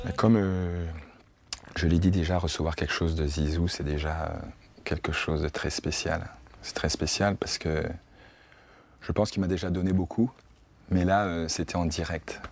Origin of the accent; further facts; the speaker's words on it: France; en tant que Français d'origine africaine